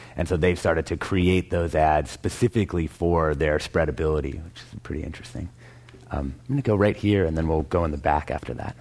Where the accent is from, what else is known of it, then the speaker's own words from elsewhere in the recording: Vancouver, Washington, United States; my hometown in Vancouver, Washington